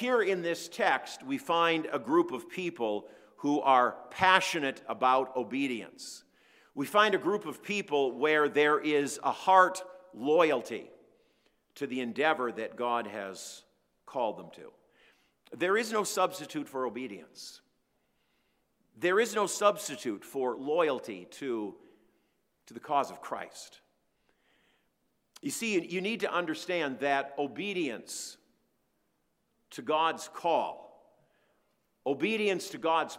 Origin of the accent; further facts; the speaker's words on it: Minneapolis, Minnesota, United States; moved away as an adult; now in North Dakota, United States; I grew up in the Twin Cities in a major metro area